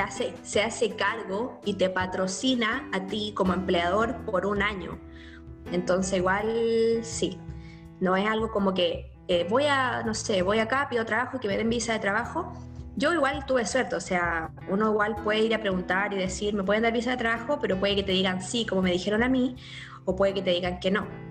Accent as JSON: {"language": "Spanish", "country": "Chile", "moved": "as an adult", "lives_now": "New Zealand", "said": "como chileno y como latino"}